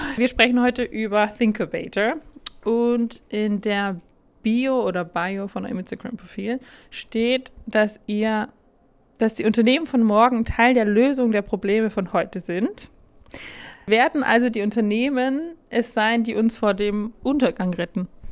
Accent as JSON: {"language": "German", "country": "Germany", "moved": "yes", "lives_now": "Austria", "said": "Ich komme aus Deutschland"}